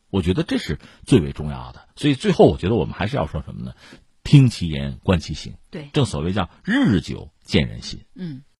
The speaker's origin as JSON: {"language": "Chinese", "country": "China", "said": "我们中国人的思维方式讲究，向来讲究就是说相互尊重，讲究双赢。"}